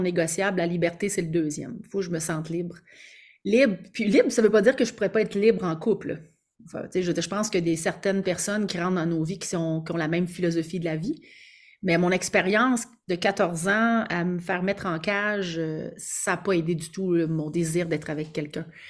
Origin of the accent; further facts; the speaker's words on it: Quebec, Canada; accent: Québécois; je suis québécoise, alors j'ai probablement pour vous un accent québécois